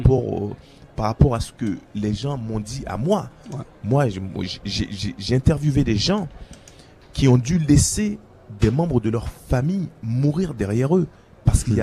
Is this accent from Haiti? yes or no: yes; Haiti; en tant qu'haïtien, en tant qu'ambassadeur euh, du pays